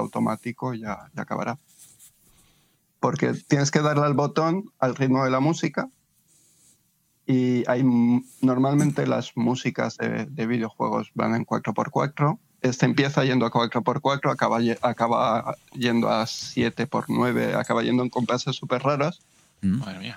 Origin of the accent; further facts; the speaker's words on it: Spain; somos de España